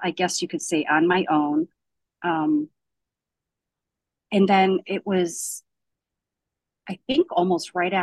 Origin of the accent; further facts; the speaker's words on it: Davenport, Iowa, United States; I was born in Davenport, Iowa